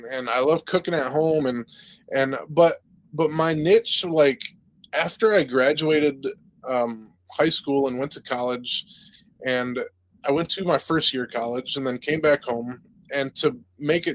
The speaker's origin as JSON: {"language": "English", "town": "Vestaburg", "region": "Michigan", "country": "United States", "tie": "born or raised there", "said": "I grew up in Vesterberg, a little town outside of Mount Pleasant, about 20 minutes"}